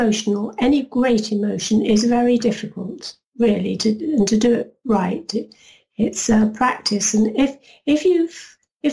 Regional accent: London, United Kingdom; family are EastEnders. We came from the Isle of Dogs

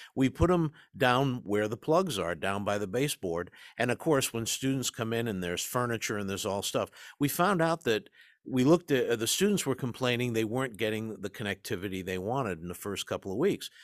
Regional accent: East Coast, United States; I grew up in the East Coast, in the shadow of the Ivy League

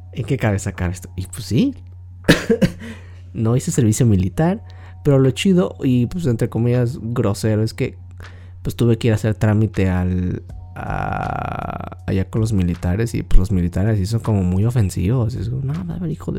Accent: Mexico; yo soy de México y aquí en México

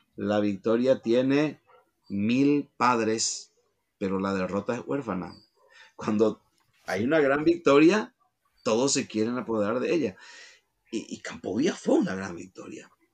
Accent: Paraguay

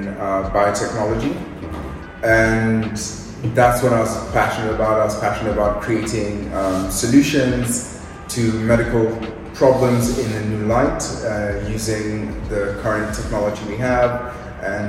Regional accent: Nairobi, Kenya; moved away; also born or lived in United Kingdom; I'm originally from Nairobi, Kenya

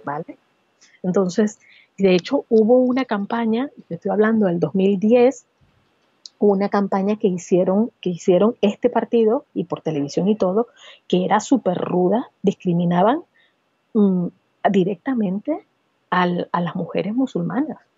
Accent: Barquisimeto, Lara, Venezuela; moved away as an adult; also born or lived in San Cristóbal, Venezuela / Caracas, Venezuela; now in Barcelona, Spain; nací en San Cristóbal, en la región andina de Venezuela, pero me crié en Barquisimeto

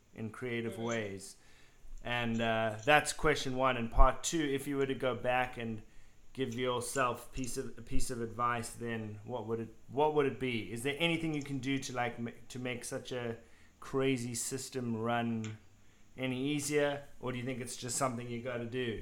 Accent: South Africa

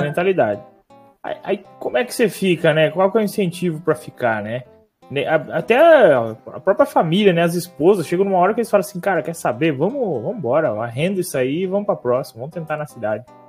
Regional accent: Palotina, Paraná, Brazil; eu sou de Palotina, no oeste do Paraná, também sou neto de produtor rural, que com o tempo, quando eu era criança ainda morei no sítio

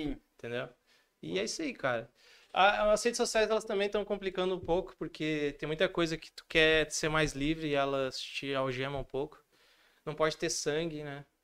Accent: Rio Grande do Sul, Brazil; accent: gaúcho; eu ainda tenho um sotaque muito forte gaúcho, apesar de eu achar que não muito, mas eu tenho

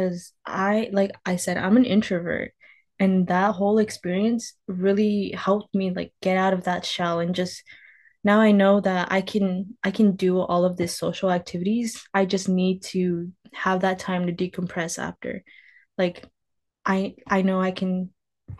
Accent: California, United States; I'm born and raised in California.

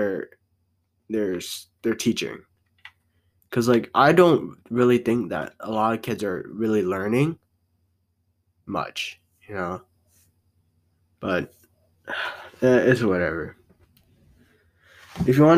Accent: United States; I was born here in America

